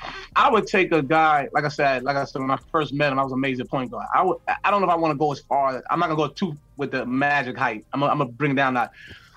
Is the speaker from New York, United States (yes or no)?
yes; New York City, New York, United States; I'm from New York City.